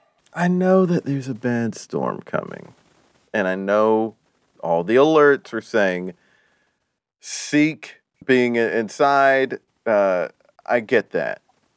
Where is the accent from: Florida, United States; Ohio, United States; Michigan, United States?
Florida, United States; I'm from Florida, and there's a lot of storm. It's hurricane season, you know, just about all the time in the Gulf.